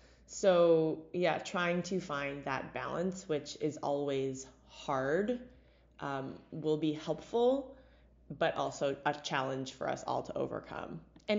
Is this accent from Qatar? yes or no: no; Canada; Sometimes we're too Canadian for our own good.